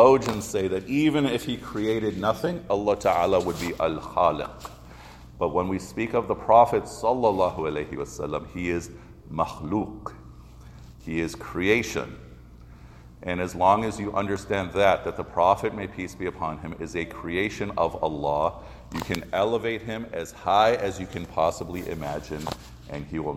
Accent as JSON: {"language": "English", "town": "Chicago", "region": "Illinois", "country": "United States", "tie": "born or raised there", "said": "When I was growing up in Chicago, way back in the 70s"}